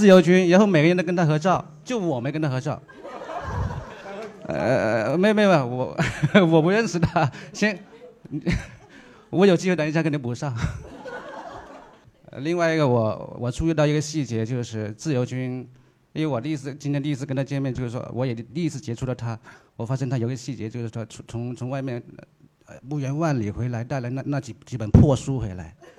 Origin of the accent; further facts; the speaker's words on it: China; 你们不是说我们中国人很浮躁吗？其实我们中国人大多数浮躁，是因为老是想一夜暴富。